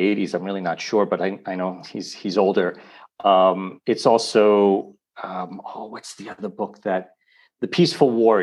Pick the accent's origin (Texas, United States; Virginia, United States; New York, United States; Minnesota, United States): New York, United States; New York City; now in Italy; I was born in New York City